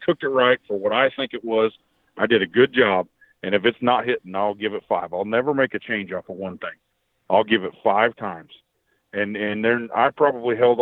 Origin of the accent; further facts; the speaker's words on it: Southwest Kansas, United States; moved away as an adult; now in Oklahoma, United States; I was born in Southwest Kansas. The gas plant industry is what brought me down here.